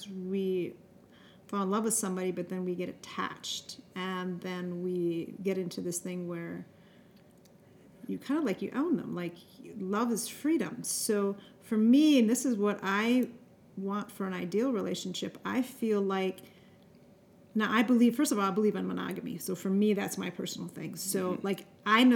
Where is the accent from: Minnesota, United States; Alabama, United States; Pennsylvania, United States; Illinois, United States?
Minnesota, United States; I was raised in Minnesota